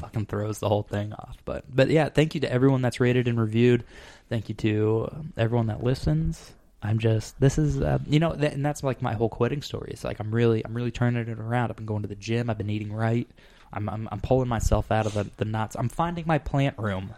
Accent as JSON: {"language": "English", "region": "Arizona", "country": "United States", "moved": "yes", "said": "I'm from Arizona"}